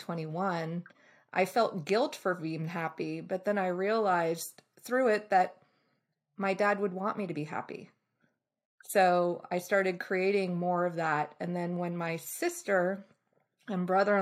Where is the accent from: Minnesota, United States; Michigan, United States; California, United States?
California, United States; Bay Area; also born or lived in Boston, Massachusetts; I was born in Boston, raised in the Bay Area